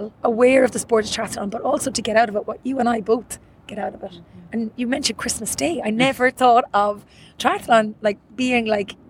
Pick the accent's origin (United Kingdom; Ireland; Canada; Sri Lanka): Ireland; Cork, Munster; I'm from Cork